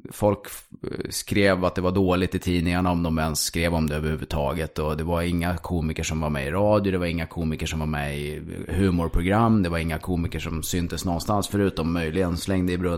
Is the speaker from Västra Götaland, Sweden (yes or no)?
no; Stockholm, Stockholm County, Sweden; born there; Jag är född i Stockholm, sen har